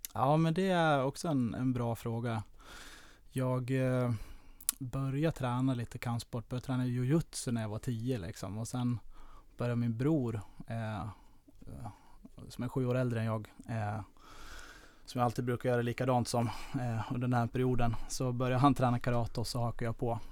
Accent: Falun, Dalarna County, Sweden; moved away as an adult; also born or lived in Lidingö; now in Stockholm, Sweden; Jag kommer från eh, Falun, eller utanför Falun

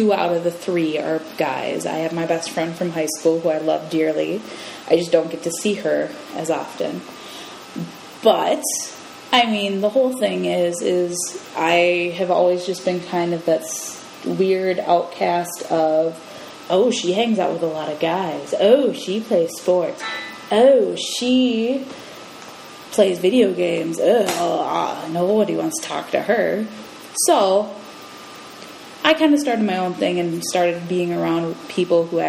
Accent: Roseville, Minnesota, United States; I am from Roseville, Minnesota, and I am 24 years old

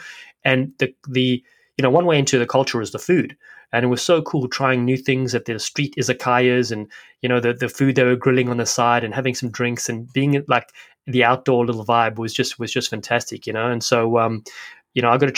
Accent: Cape Town, Western Cape, South Africa; moved away as an adult; also born or lived in Los Angeles, United States; now in Westport, Massachusetts, United States; I just was just very blessed to grow up in a place like Cape Town, you know, one of the most beautiful cities in the world

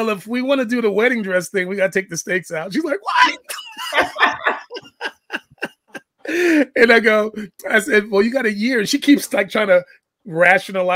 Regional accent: New York City, New York, United States; I'm black. I'm from the Bronx

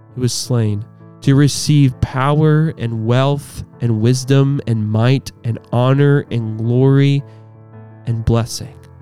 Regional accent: United States; As American Christians

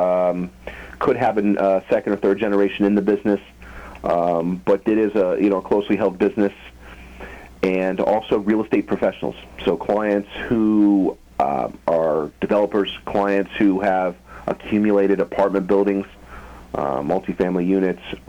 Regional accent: Phoenix, Arizona, United States; moved away as an adult; also born or lived in Tucson, Arizona; now in Los Angeles, United States; I'm from Phoenix, Arizona

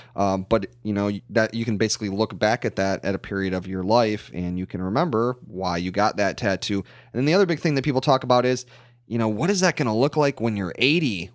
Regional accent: United States; growing up in the United States

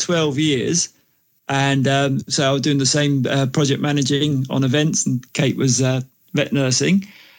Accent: England, United Kingdom; moved away as an adult; also born or lived in Australia; we're both English, and we fancied coming back here for a while and doing the Europe thing.

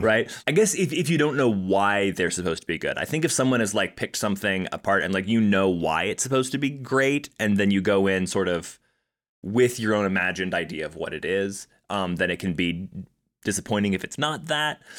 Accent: Colorado Springs, Colorado, United States; we're both from Colorado Springs

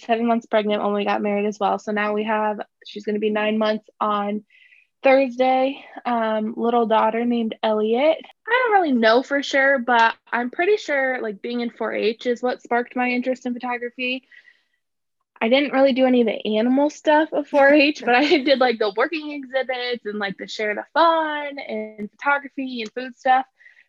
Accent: Fort Dodge, Iowa, United States; I did. Yeah. Born okay. and raised. Actually, oh, technically Fort not Fort Dodge. I was actually, I like grew up on a little town, Otho Colville area. Okay. It's still considered Fort Dodge, but it's really tiny.

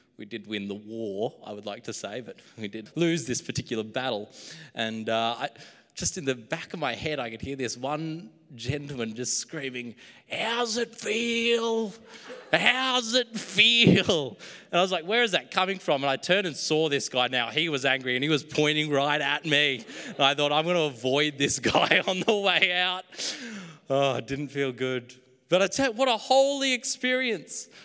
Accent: Queensland, Australia; now in New South Wales, Australia; my hometown in Queensland

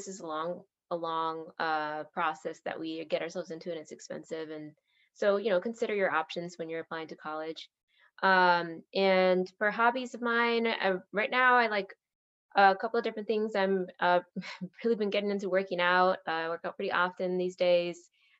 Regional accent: Moline, Illinois, United States; my hometown, I'm actually from the Quad Cities, which no one's ever heard about, but it's Moline, Illinois. It's up in the northern part of Illinois, up on the border of Illinois and Iowa.

